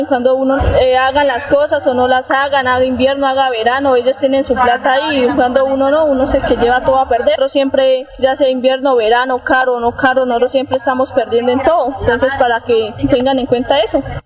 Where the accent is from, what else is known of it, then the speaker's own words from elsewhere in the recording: southern Santander, Colombia; Yo soy del sur de Santander